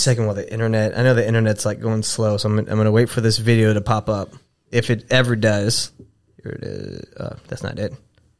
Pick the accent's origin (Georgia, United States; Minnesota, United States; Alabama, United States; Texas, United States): Texas, United States; I'm from Texas.